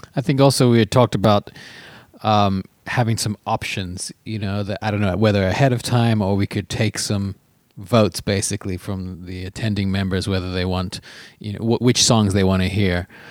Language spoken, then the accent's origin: English; Phoenix, Arizona, United States; also born or lived in South Africa; now in Los Angeles, United States; growing up in Phoenix and South Africa and now living in L